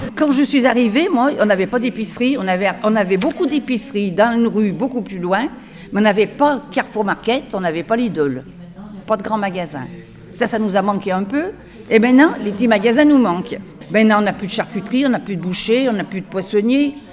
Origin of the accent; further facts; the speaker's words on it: Saint-Fons, Auvergne-Rhône-Alpes, France; Je suis née à Saint-Fond, au Quatre-Chemins, au-dessus de la pharmacie des Quatre-Chemins